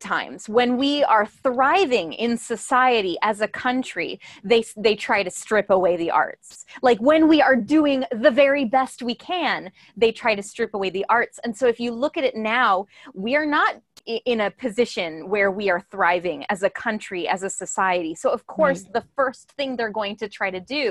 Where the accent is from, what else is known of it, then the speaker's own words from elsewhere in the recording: United States; as American artists